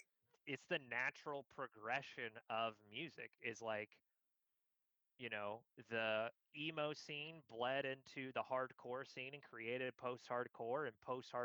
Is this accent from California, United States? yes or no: yes; San Francisco, California, United States; And it was in San Francisco, my hometown, in New York, where my fucking talent manager knew the guy who ran it